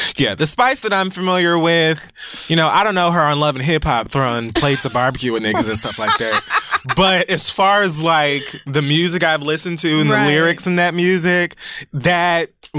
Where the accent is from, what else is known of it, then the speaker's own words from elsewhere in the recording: Miami, Florida, United States; being from Miami, witnessing all that shit going on firsthand.